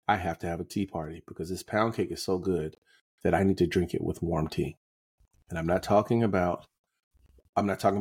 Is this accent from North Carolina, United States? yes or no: yes; North Carolina, United States; I was raised in North Carolina.